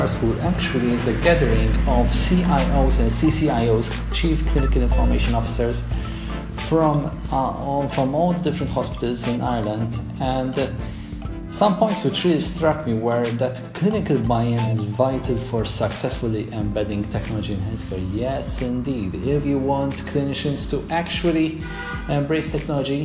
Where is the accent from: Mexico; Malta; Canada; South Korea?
Malta; my home country, Malta.